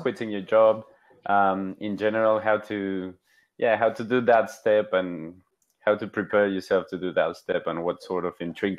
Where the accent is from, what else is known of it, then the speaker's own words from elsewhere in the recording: Mexico; moved away as an adult; now in Barcelona, Spain; I'm originally from Mexico. I moved to Barcelona 5 years ago